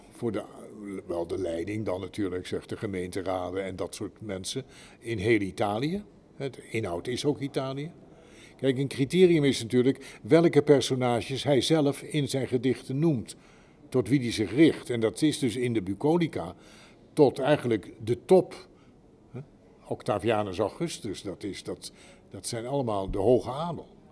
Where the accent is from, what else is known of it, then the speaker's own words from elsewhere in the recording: Netherlands; ik ben Nederlander